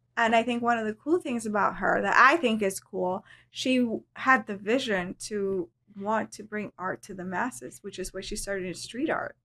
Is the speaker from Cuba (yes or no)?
yes; Cuba; now in Miami, United States; I'm Hispanic. I was born in Cuba.